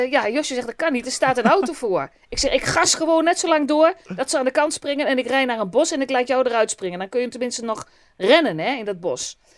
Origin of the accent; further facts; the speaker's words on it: Gelderland, Netherlands; Gewoon deurdonderen. Ik kom uit de Achterhoek. Gewoon donderen, hè?